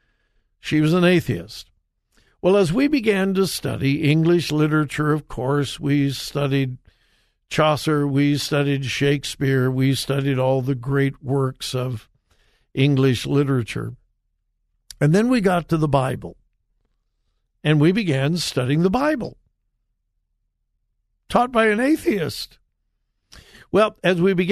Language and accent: English; Compton, California, United States; I grew up in Southern California, went to high school in Compton, California